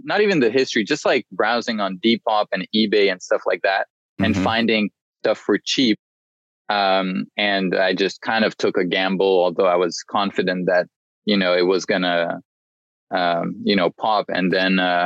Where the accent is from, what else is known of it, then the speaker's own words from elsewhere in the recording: Paris, Île-de-France, France; moved away as an adult; also born or lived in Washington, D.C., United States; now in London, United Kingdom; I was born in the US, in DC, and moved to Paris, France with, my parents moved when I was 4. So I grew up in Paris, and then I moved to London for college and just stayed here.